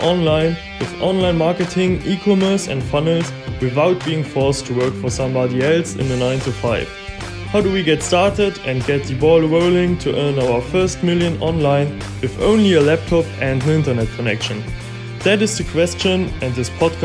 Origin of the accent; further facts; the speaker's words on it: Luxembourg; now in Germany; my parents are divorced, and we are from Luxembourg